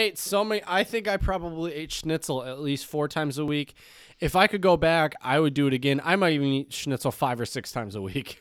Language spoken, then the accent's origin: English; United States; I am American